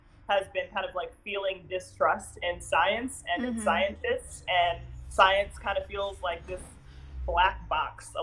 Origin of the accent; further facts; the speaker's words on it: Philadelphia, Pennsylvania, United States; born and raised in Philadelphia.